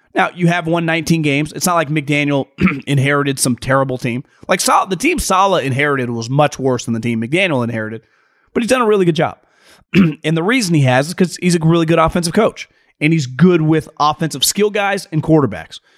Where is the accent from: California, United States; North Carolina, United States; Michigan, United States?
California, United States; Sacramento; I grew up around Sacramento